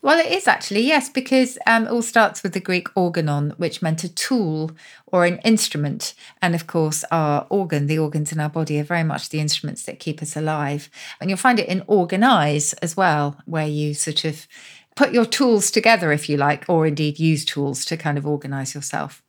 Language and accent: English; Oxford, South East England, United Kingdom; my hometown of Oxford